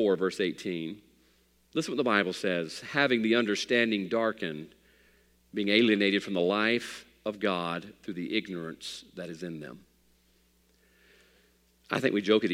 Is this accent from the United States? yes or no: yes; United States; I'm an American man